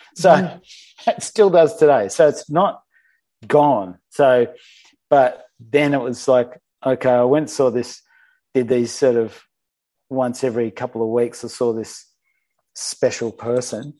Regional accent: Sydney, New South Wales, Australia; born or raised there

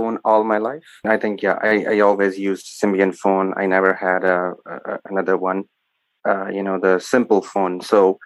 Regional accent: Sialkot, Punjab, Pakistan; I am from Pakistan

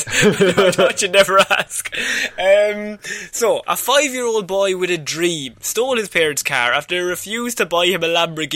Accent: Ireland; We grew up in Ireland, though.

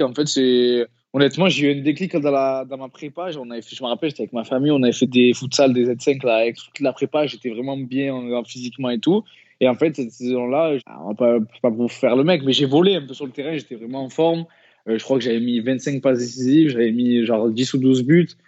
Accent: Marseille, Provence-Alpes-Côte d'Azur, France; also born or lived in Les Pennes-Mirabeau; je suis né à Marseille, mais mes parents habitaient au Pen Mirabeau, c'est une petite commune à côté de Marseille

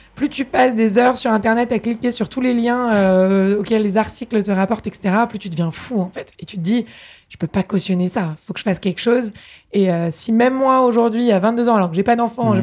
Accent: Paris, Île-de-France, France; also born or lived in England; moi, je suis née à Paris, j'ai grandi ici

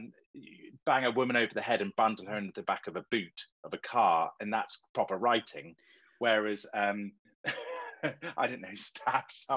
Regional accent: Marlow, South East England, United Kingdom; Marlow, which is my hometown where I live

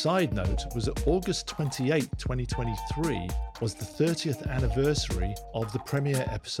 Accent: London, United Kingdom; moved away; We're two Brits who grew up in North London

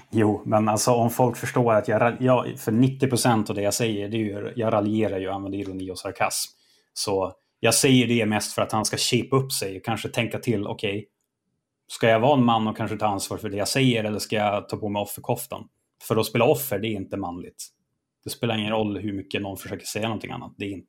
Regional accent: Sweden; jag är svensk och gör det här

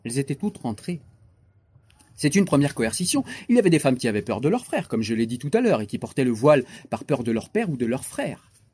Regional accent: France; Moi, j'ai grandi dans des banlieues.

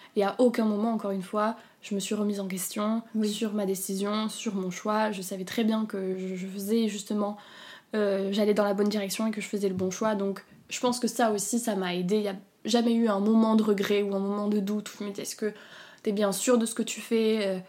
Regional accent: south of France, France; now in Paris, France; moi je suis originaire du sud de la France, donc mes parents et tout étaient, étaient, chez moi dans le sud

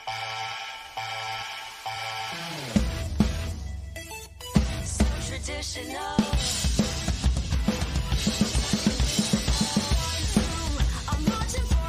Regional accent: Jersey; I'm from Jersey

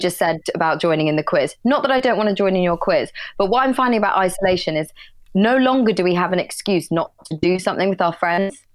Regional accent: Brussels, Brussels-Capital Region, Belgium; moved away; I was born in Belgium

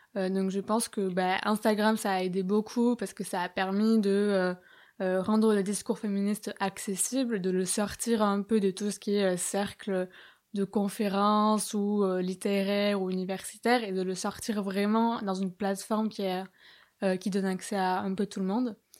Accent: Bayonne, Nouvelle-Aquitaine, France; moved away as an adult; also born or lived in Paris; j'étais au lycée à Bayonne

